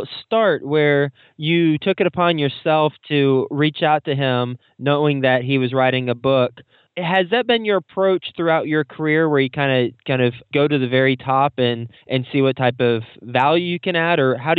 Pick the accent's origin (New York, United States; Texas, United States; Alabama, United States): Texas, United States; Jay is joining us from Austin, Texas, my home state, or at least my hometown state.